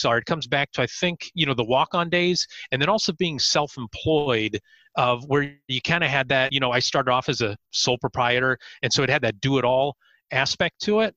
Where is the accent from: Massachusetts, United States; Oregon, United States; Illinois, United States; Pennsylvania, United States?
Pennsylvania, United States; Erie; I'm born and raised and still live in Erie, Pennsylvania, so Northwest PA, 2 hours north of Pittsburgh